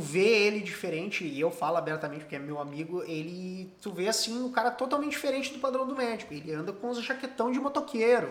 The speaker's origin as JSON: {"language": "Portuguese", "town": "Cachoeirinha", "region": "Rio Grande do Sul", "country": "Brazil", "tie": "born or raised there", "also_born_or_lived": "Gravataí", "said": "Nasci em Cachoeirinha, no Hospital Padre Jeremias"}